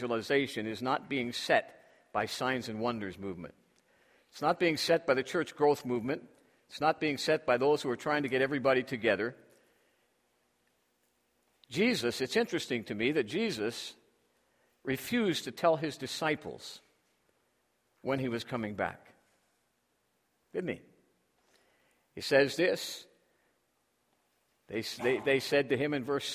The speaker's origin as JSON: {"language": "English", "town": "Toronto", "region": "Ontario", "country": "Canada", "tie": "born or raised there", "moved": "yes", "said": "Up in my hometown of Toronto"}